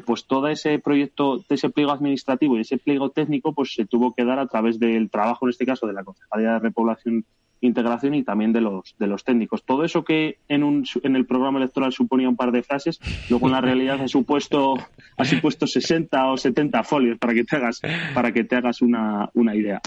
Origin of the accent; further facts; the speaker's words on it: Belorado, Castile and León, Spain; soy alcalde de mi pueblo